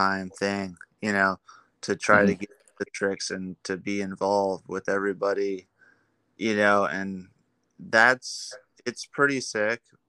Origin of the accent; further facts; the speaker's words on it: Mission Hills, California, United States; where I grew up was in Mission Hills